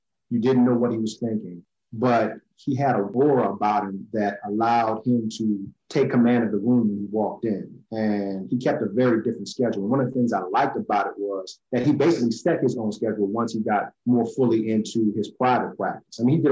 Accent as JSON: {"language": "English", "town": "New Orleans", "region": "Louisiana", "country": "United States", "tie": "born or raised there", "said": "I'm originally from New Orleans, Louisiana. I was born here, raised here"}